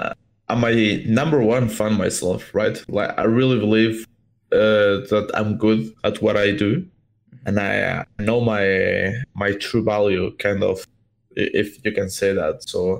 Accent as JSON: {"language": "English", "country": "Spain", "tie": "born or raised there", "also_born_or_lived": "Portugal", "first_language": "Spanish", "second_language": "English", "said": "But when I was 3 years old, I went to Spain. So, like, my first language was Spanish, not even Portuguese."}